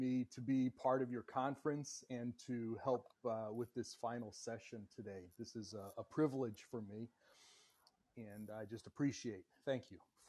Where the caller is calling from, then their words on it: Indiana, United States; I'm calling from the United States, from Indiana, where it is very cold still.